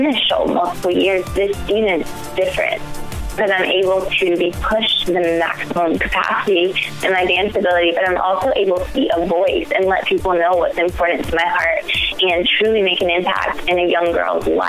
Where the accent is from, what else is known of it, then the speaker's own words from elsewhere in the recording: Augusta, Georgia, United States; I grew up in Augusta, Georgia